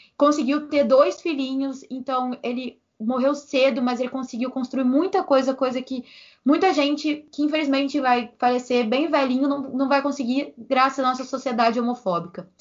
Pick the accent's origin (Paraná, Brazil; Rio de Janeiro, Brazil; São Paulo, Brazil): Rio de Janeiro, Brazil; eu sou do Meia